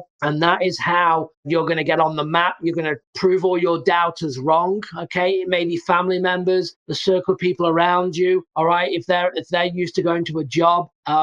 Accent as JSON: {"language": "English", "region": "England", "country": "United Kingdom", "moved": "yes", "said": "I'm from England originally"}